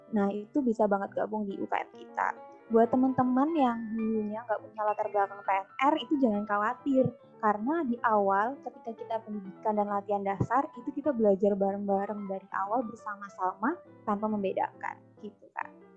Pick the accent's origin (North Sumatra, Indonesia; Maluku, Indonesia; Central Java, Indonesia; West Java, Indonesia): Central Java, Indonesia; Purbalingga; also born or lived in Surabaya; Aku dari Purbalingga, Jawa Tengah.